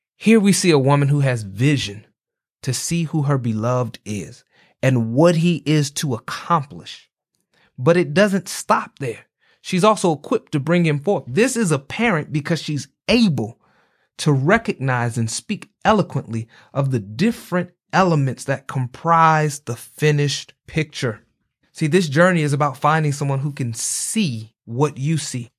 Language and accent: English; Atlanta, Georgia, United States; I'm from Atlanta